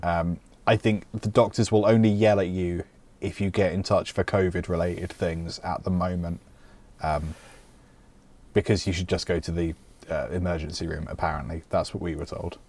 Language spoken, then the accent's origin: English; United Kingdom; I'm British